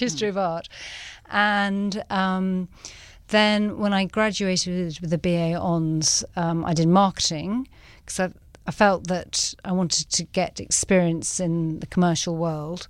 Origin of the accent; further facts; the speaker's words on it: England, United Kingdom; moved away as an adult; now in Cape Town, South Africa; I'm from England